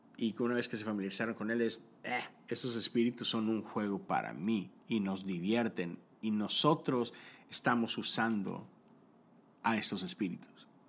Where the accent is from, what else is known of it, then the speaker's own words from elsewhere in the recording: Mexico; yo soy de México, yo crecí eh, en, esos años donde de repente el narco empezó a invadir el mundo